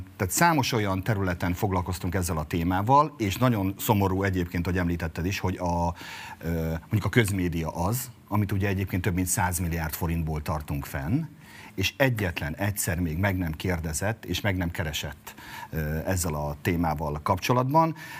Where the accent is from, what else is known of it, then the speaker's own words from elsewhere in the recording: Mátra area, Heves, Hungary; ahonnan jövök Heves megyéből, a Mátrai körzetben